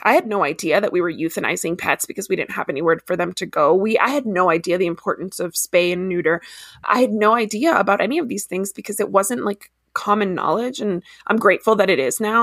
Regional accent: Ecuador; moved away; also born or lived in Miami, United States / Washington DC, United States / DeRidder, Louisiana, United States / El Paso, United States; I grew up in Ecuador

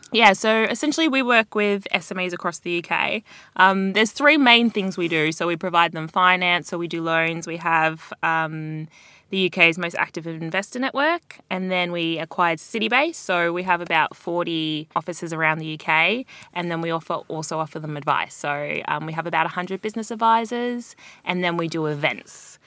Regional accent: Australia; moved away as an adult; now in London, United Kingdom; I'm Australian

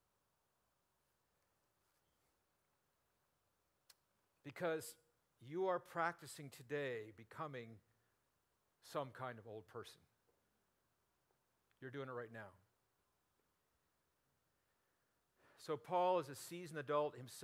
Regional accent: Burbank, California, United States; I grew up in Burbank

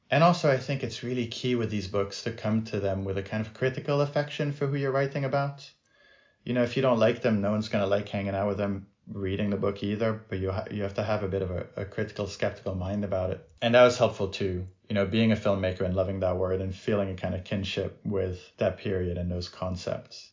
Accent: France; moved away; I grew up in France

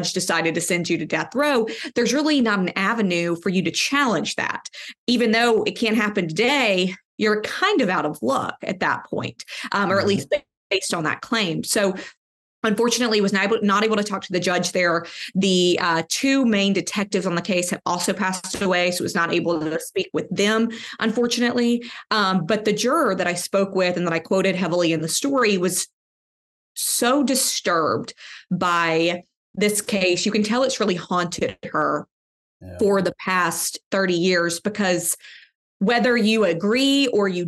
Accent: Birmingham, Alabama, United States; Now, I live in Birmingham. I'm from Birmingham.

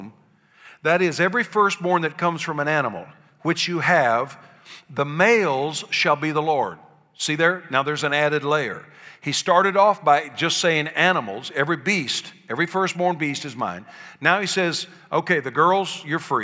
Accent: Columbus, Ohio, United States; I was born in Columbus, Ohio, to a little family of coal miners and service station workers

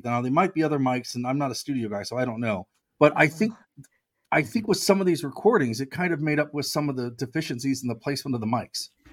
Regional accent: United States; I'm American

